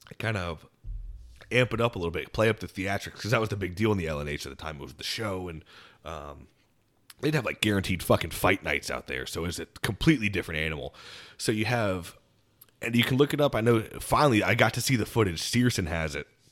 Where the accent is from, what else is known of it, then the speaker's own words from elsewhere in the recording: Land O'Lakes, Florida, United States; I'm from Land O'Lakes, Florida